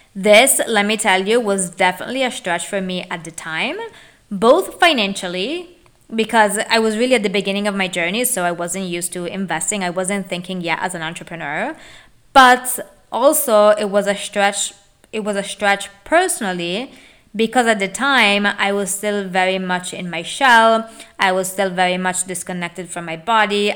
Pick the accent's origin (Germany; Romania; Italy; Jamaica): Italy; moved away as an adult; now in United States; I was born and raised in Italy